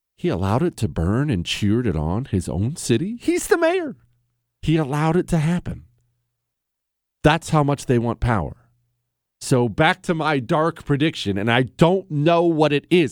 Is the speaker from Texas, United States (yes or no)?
no; Toronto, Ohio, United States; I was born in Ohio.